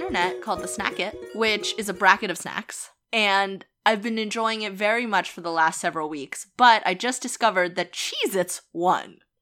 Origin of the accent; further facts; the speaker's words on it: Boston, Massachusetts, United States; we're from Boston